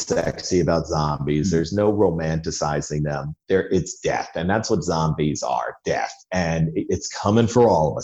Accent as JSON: {"language": "English", "region": "New Jersey", "country": "United States", "moved": "yes", "said": "I'm from Jersey. I haven't lived there in 30 years, but Jersey is something in your DNA"}